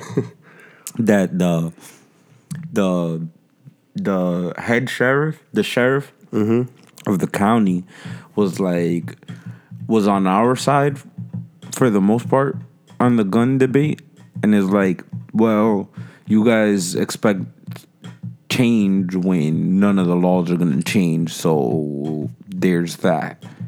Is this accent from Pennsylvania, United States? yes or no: no; Jersey City, New Jersey, United States; I grew up in Jersey City